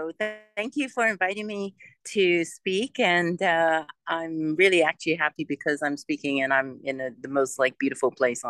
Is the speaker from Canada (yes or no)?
yes; Vancouver, British Columbia, Canada; moved away as an adult; also born or lived in Hong Kong; now in United Arab Emirates; I was born in Hong Kong, but raised in Canada, in Vancouver. And of course, Vancouver is cold, rainy, you know, a little bit gray. It's not like tropical like the Maldives.